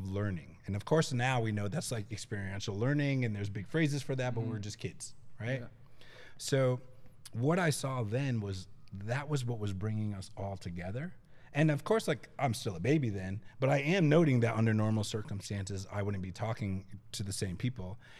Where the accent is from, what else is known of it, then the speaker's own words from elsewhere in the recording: Boston, Massachusetts, United States; I'm originally from Massachusetts, and the skate scene that I grew up is in Boston